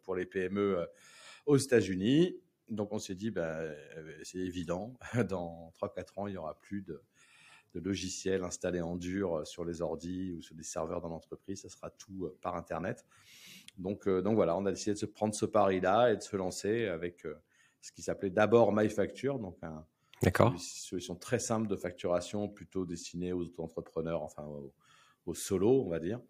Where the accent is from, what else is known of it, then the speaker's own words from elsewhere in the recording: Paris, Île-de-France, France; moved away as an adult; now in La Rochelle, France; je suis né à Paris. Hein. Je suis né dans le 15e. Euh, j'ai vécu euh, jusqu'à 35 ans à Paris